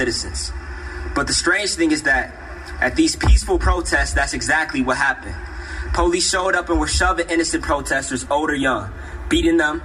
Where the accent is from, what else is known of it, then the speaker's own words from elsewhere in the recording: United States; also born or lived in Chicago, Illinois; I'm from America and I live in Chicago, Illinois